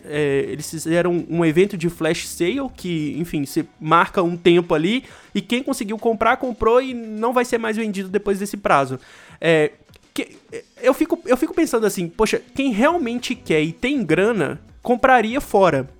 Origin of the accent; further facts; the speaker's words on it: Brazil; como brasileiro médio